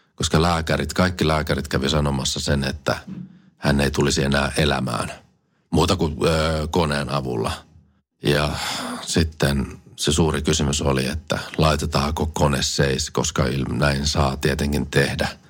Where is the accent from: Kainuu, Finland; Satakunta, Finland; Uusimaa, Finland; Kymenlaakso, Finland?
Kymenlaakso, Finland; Kotka; minä olen syntynyt ihan Kotkassa